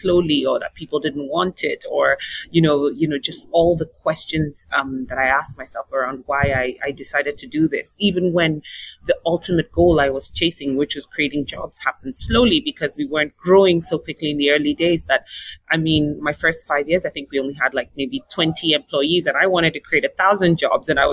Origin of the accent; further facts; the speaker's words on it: Nigeria; moved away; also born or lived in South Africa; my home country of Nigeria